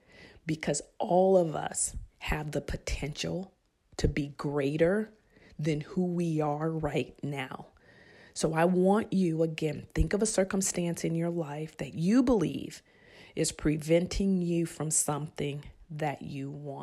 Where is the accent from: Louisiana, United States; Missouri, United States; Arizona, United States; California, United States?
California, United States; Bayo Vista; I grew up in Bayo Vista, which is a project government assistant area.